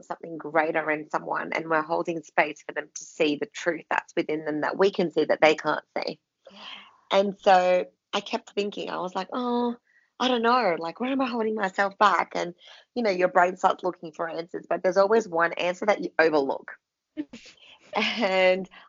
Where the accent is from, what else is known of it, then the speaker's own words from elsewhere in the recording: Philippines; moved away; I come from the Philippines